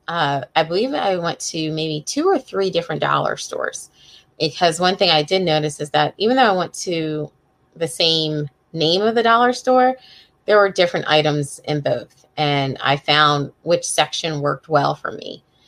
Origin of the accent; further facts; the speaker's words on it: Coatesville, Pennsylvania, United States; also born or lived in Northern Neck, Virginia; now in Virginia, United States; I grew up right outside of Philadelphia in a little town called Coatesville